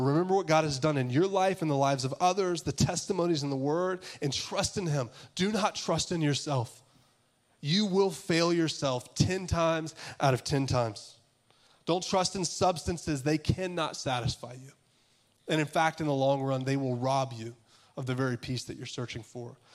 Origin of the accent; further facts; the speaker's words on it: Augusta, Georgia, United States; I'm from Augusta, Georgia